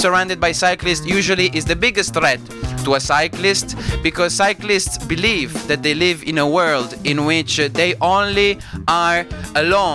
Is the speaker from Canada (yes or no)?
no; Italy; accent: Italian; my Italian accent